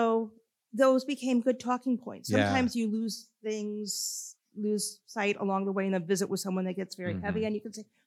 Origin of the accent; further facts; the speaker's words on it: Elkhart, Indiana, United States; also born or lived in Tipp City, Ohio; now in Lebanon, United States; the church that I grew up in Indiana